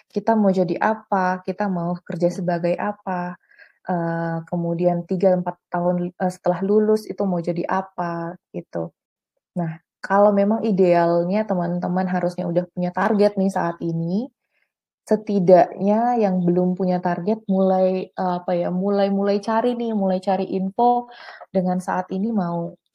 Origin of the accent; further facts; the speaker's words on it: Medan, North Sumatra, Indonesia; dan aku Batak dari Medan asalnya